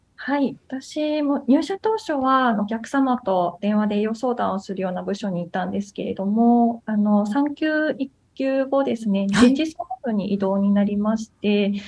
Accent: Ibaraki, Japan; 地元の茨城で働いておりまして

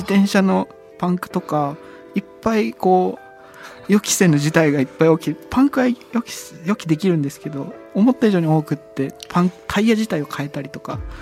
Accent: Ichikawamisato, Yamanashi, Japan; 地元市川三郷町って山梨県の僕のふるさと

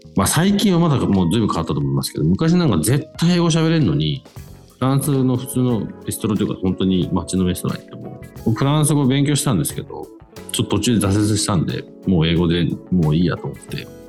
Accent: United Kingdom; メインはずっとイギリスで育ってる

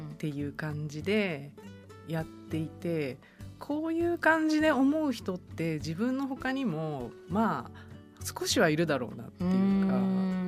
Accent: Tokyo, Japan; 私自身は、うん出身が東京の世田谷なんですけどもう世田谷でずっと暮らしてたみたいな感じの。

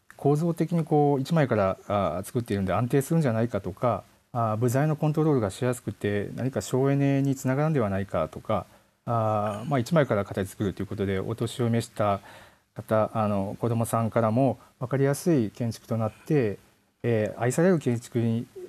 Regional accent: Yamaguchi, Japan; also born or lived in Aichi Prefecture; 生まれ生まれはあの 愛知県で、はい、育ちが山口県

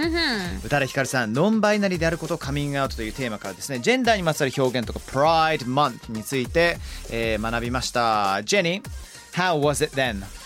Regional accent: Somerset, South West England, United Kingdom; 僕の地元サマーセットっていうところなんですけれども

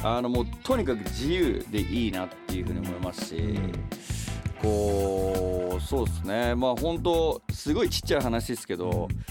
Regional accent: Nagoya, Aichi, Japan; 自分が生まれ育った名古屋っていうところをレペゼンして音楽やったら

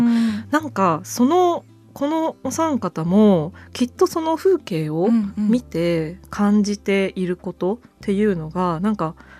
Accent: Echigo Plain, Niigata, Japan; 私も越後平野で生まれ育ったんです。

